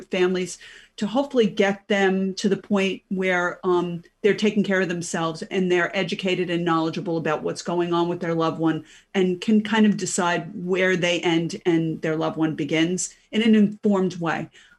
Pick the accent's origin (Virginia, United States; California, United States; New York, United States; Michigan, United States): New York, United States; accent: New York; Brooklyn, Queens, Long Island.